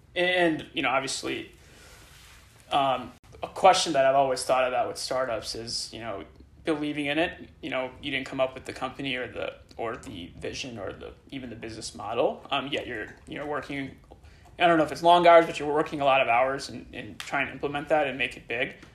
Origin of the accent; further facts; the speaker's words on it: Illinois, United States; now in San Francisco, United States; growing up in Illinois